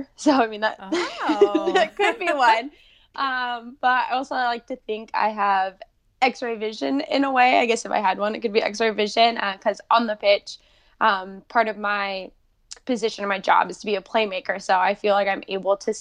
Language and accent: English; Davis, California, United States; now in San Diego, United States; I grew up mostly in Davis, California, which is right next to Sacramento.